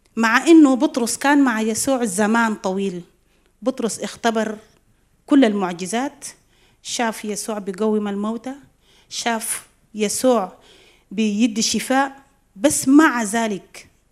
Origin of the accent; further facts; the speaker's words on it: South Sudan; بجنوب السودان مرينا بحروب